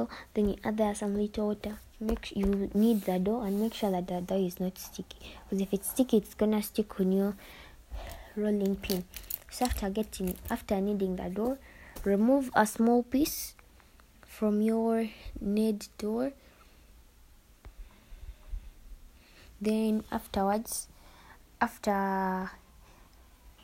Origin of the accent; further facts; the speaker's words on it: Uganda; I'm from Uganda.